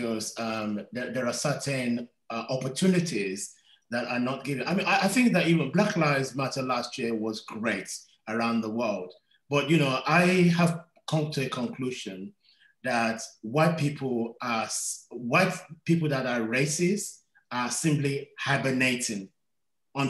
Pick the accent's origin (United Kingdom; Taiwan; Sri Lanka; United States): United Kingdom; London; I was born in London